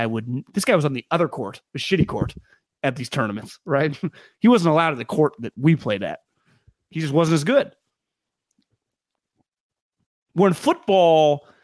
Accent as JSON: {"language": "English", "region": "Alabama", "country": "United States", "said": "He's from Cal Poly. I'm from Alabama"}